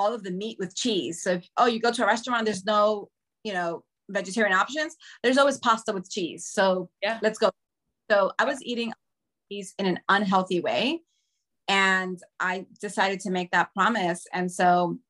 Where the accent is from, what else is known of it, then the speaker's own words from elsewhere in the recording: New York City, New York, United States; I grew up in Washington Heights.